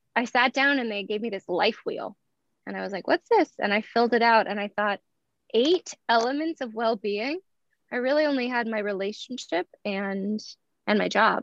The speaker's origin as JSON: {"language": "English", "town": "Eugene", "region": "Oregon", "country": "United States", "tie": "born or raised there", "said": "I was born in Eugene, Oregon, November 18th, 1986"}